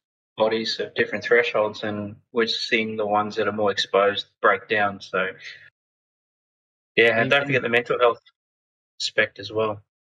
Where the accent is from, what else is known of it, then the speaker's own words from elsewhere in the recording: Darwin, Northern Territory, Australia; now in Hong Kong; I grew up in Darwin, again, in the tropics.